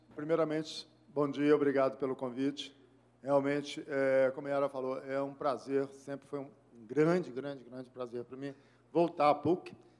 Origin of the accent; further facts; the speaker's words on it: Belo Horizonte, Minas Gerais, Brazil; also born or lived in Macacos, Minas Gerais; eu nasci em Belo Horizonte, criado em Belo Horizonte